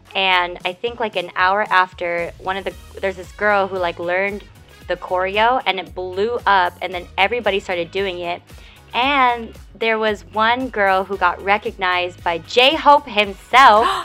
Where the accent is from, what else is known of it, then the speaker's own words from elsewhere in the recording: United States; we're American